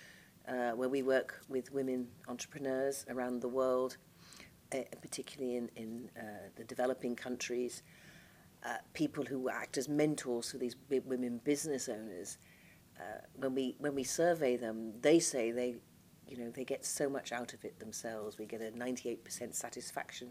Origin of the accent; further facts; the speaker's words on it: Liverpool, North West England, United Kingdom; moved away; also born or lived in London; I come from Merseyside, and though I've lived away from Merseyside now longer than I've lived on Merseyside, I still very much feel my roots and belonging to Liverpool